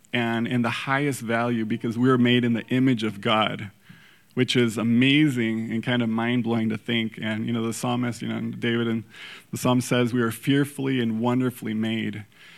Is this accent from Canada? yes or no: no; Mexico; So for those of you that don't know, I grew up in Mexico, and soccer, football is our number one sport